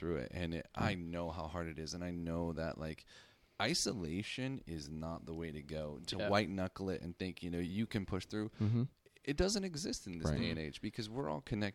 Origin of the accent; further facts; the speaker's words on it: Seattle, Washington, United States; I'm from Seattle